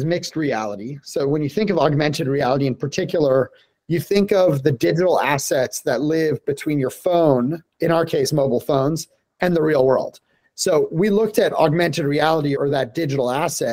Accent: Denver, Colorado, United States; moved away as an adult; born and raised in Denver, Colorado

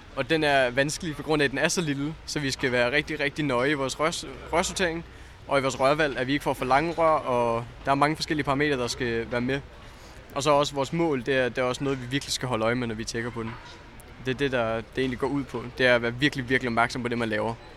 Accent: Zealand, Denmark; Jeg er fra Sjælland

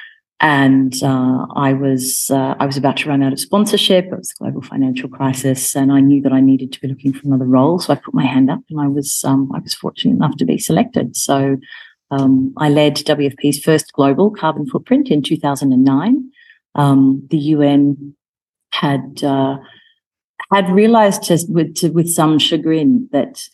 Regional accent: Melbourne, Victoria, Australia; moved away as an adult; also born or lived in United Kingdom / Rome, Italy; now in Nairobi, Kenya; my hometown of Melbourne

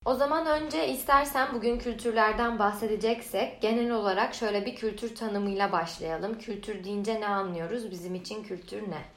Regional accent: Turkey; moved away as an adult; now in Canada; aileme Türk olduğumu söyleyince

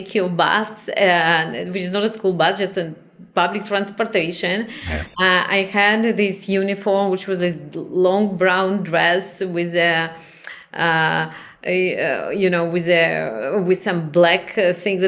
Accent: Chisinau, Moldova; moved away; also born or lived in Israel; I was born in Chisinau, which is the capital of Moldavia

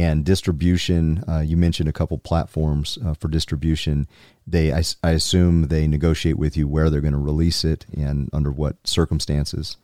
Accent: South Carolina, United States; now in Utah, United States; the people I grew up with in South Carolina

